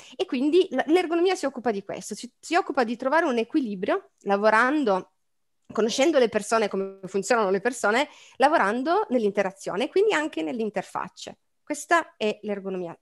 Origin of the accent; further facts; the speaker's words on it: Turin, Piedmont, Italy; also born or lived in Milan; io sono di Torino